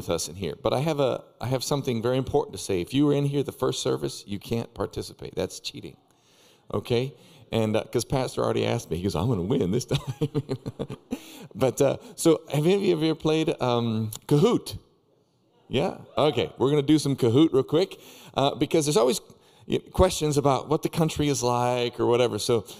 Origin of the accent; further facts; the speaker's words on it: Peru; Anyway, so we have been in Peru for quite some time. I was born and raised way up in the Andes Mountains